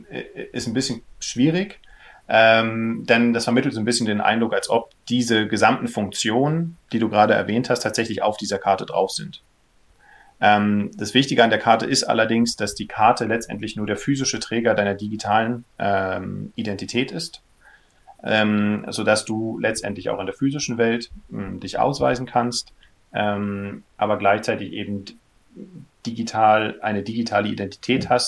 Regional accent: Berlin, Germany; born there; also born or lived in Kiel; ich äh, bin gebürtiger Berliner, äh, habe in, in Kiel studiert

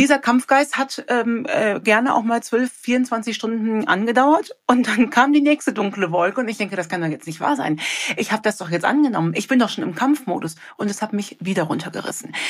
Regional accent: Cologne, North Rhine-Westphalia, Germany; ich komme ja aus Köln

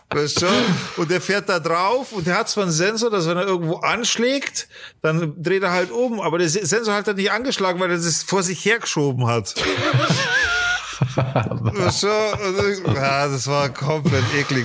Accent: Germany; bei uns in Deutschland

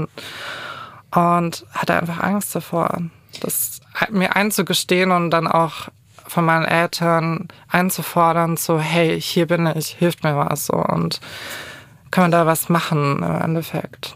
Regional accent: Kulmbach, Bavaria, Germany; moved away; komme ursprünglich aus dem kleinen, aber feinen Kulmbach. Es Wie heißt das? so Kulmbach, das ist in Oberfranken

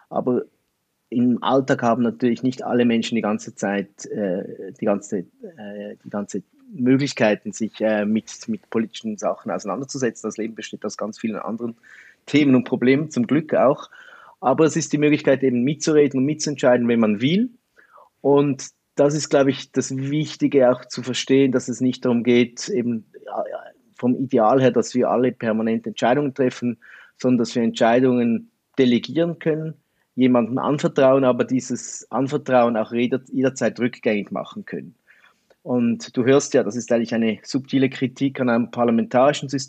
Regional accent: Switzerland; Also man hört es vielleicht auch, ich bin Schweizer.

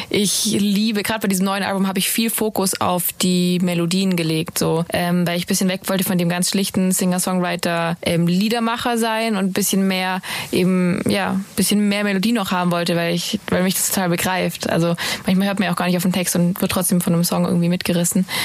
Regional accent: Ravensburg, Baden-Württemberg, Germany; Ravensburg, Ravensburg, Ravensburg, meine Heimat.

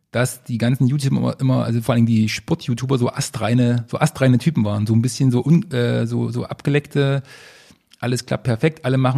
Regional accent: Leipzig, Saxony, Germany; now in Berlin, Germany; Ja, nach Berlin und also ursprünglich kommen wir aus Leipzig.

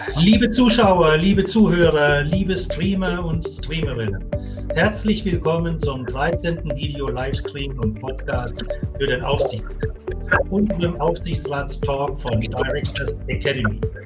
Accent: Swabia, Germany; aus dem Bereich, wo ich komme, im Schwäbischen

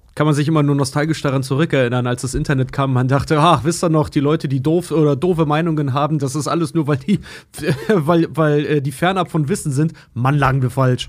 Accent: Schwedt, Brandenburg, Germany; moved away; dass ich auch Schwed hätte verlassen können irgendwann mal, weil ich komme nun mal aus dem Haushalt

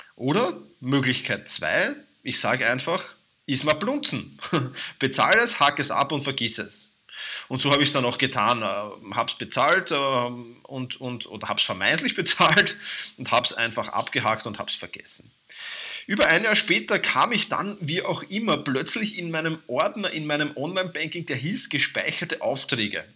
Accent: Vienna, Austria; accent: Viennese dialect; mein Wiener Dialekt

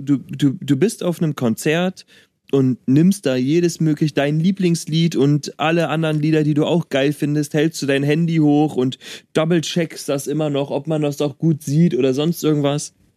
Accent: Berlin, Germany; ich komme aus Berlin

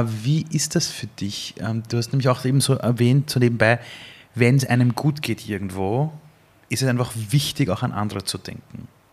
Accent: Vienna, Austria; ich als Wiener

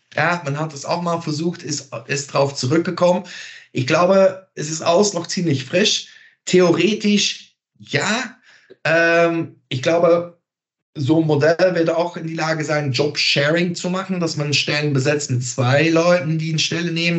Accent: Belgium; German is a second language; moved away; Ich bin Belgier

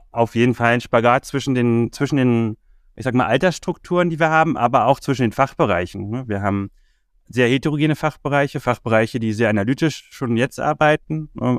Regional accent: Berlin, Germany; Bin ursprünglich aus Berlin, habe in Berlin schon immer gelebt, bis auf ein paar Auslandserfahrungen war ich auch nie weg

